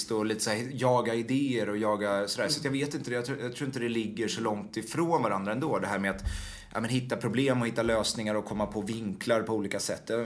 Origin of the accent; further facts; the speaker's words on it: Washington, District of Columbia, United States; born there; jag är född i Washington och eh, genom att de jobbade där.